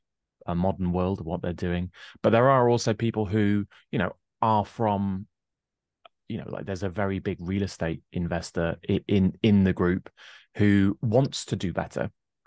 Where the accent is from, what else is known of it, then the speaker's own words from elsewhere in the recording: England, United Kingdom; I always like to point out that I grew up in a rather shady estate with a violent crime rate four times the national average